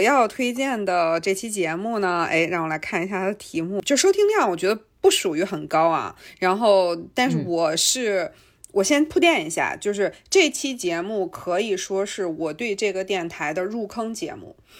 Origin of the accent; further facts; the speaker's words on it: China; 我们中国人吃的辣跟外国人吃的辣完全不是一回事儿